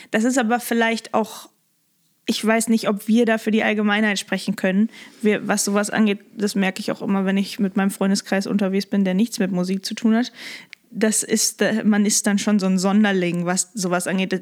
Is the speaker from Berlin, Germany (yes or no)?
no; Lippstadt, North Rhine-Westphalia, Germany; now in Hamburg, Germany; Da bin ich halt geboren und aufgewachsen